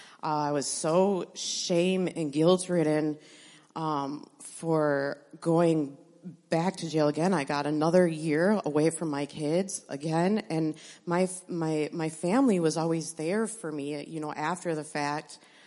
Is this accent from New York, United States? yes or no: no; Appleton, Wisconsin, United States; born there; I was born in Appleton to a family from Chilton and Stockbridge area.